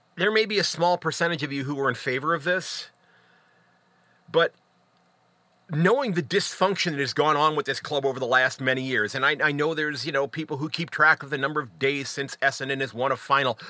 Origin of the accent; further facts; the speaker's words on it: United States; as an American